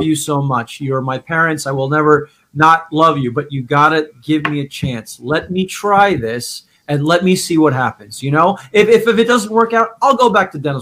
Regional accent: upstate New York, United States; moved away as an adult; also born or lived in New Jersey / Manhattan, New York City; now in Los Angeles, United States; I was born in New Jersey, but grew up in upstate New York

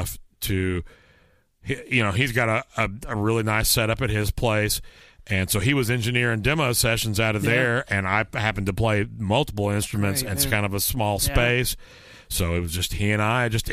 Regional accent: Garland, Texas, United States; moved away as an adult; I'm from the Dallas area, Garland, Texas specifically.

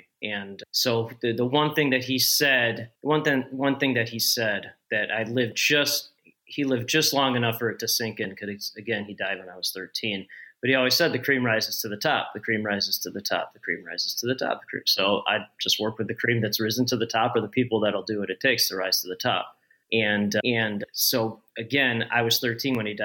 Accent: Northbrook, Illinois, United States; I'm in Northbrook now, and I grew up in Northbrook, 2 miles north of where I live

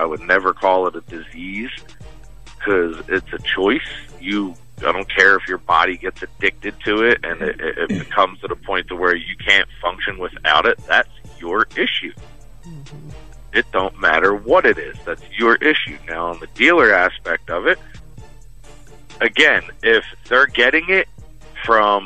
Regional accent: Philadelphia, Pennsylvania, United States; I grew up in Philly

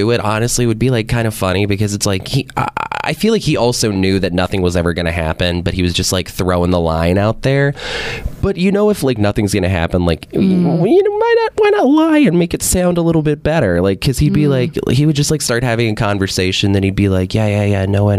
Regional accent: Louisiana, United States; And I mean, I was like a young kid growing up in Louisiana, so like I had no idea like of like the vast like perspective that was going to end up happening

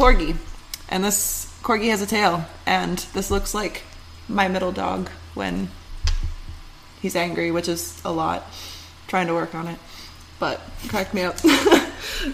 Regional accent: Michigan, United States; moved away; also born or lived in California / Washington; growing up in Michigan

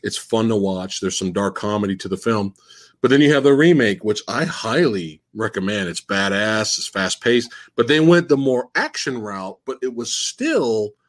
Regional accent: Buffalo, New York, United States; born there; now in California, United States; Me and Jack's out here in Cali, but I bet you didn't know. I was born in Buffalo, New York, son.

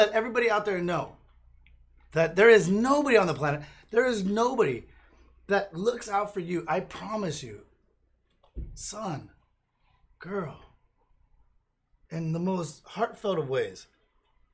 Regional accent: United States

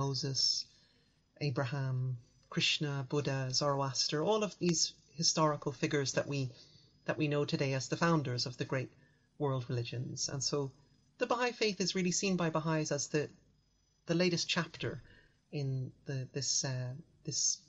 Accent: Dublin, Leinster, Ireland; At the time in the 80s, 90s, growing up in Ireland, most of our friends were either Catholic or Protestant.

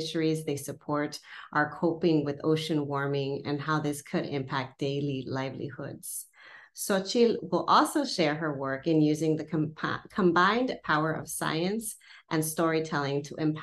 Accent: San Fernando Valley, California, United States; growing up in the San Fernando Valley, the SoCal part, single parent household

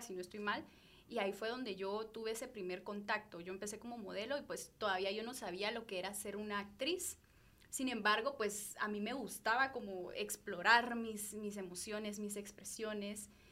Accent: Guatemala; como sociedad guatemalteca

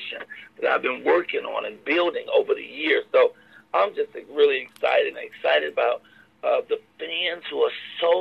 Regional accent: Chicago, Illinois, United States; moved away; I'm from Chicago. I'm from the projects, Robert Taylor Home, 4352 South State Parkway, 909. So I'm from the Show Enough Hood on the South Side of Chicago

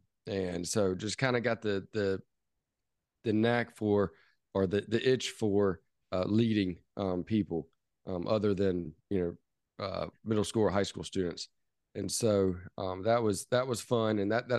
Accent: Charleston, South Carolina, United States; born there; also born or lived in New Orleans; now in Travelers Rest, United States; So a lot of people might not know where Travelers Rest is, where I am currently, but I was born in Charleston, South Carolina, which a lot of people know of. So it was born there.

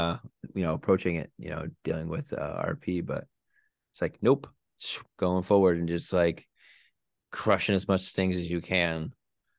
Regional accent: East Coast, United States; on the East Coast over here where I'm from.

